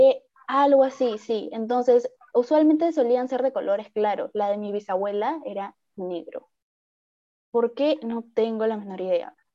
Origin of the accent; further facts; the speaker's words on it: Piura, Peru; yo soy piurana